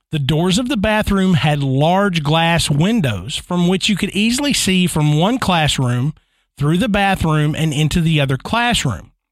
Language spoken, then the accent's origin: English; Ann Arbor, Michigan, United States; moved away; I grew up in the Ann Arbor, Michigan area. Here we are, Michigan again.